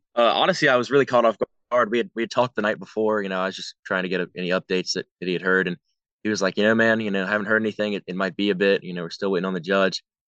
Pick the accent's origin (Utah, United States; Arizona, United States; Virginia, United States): Virginia, United States; growing up in Virginia